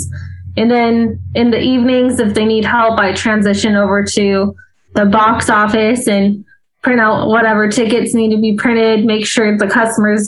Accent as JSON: {"language": "English", "town": "Albuquerque", "region": "New Mexico", "country": "United States", "tie": "born or raised there", "moved": "yes", "lives_now": "Myrtle Beach, United States", "said": "originally from New Mexico, born and raised in Albuquerque, New Mexico"}